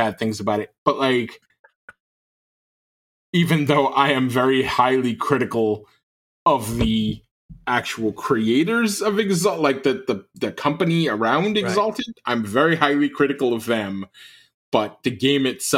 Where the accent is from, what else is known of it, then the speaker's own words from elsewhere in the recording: New York, United States; now in Southern Michigan, United States; I'm from New York, and that's where I mostly lay my head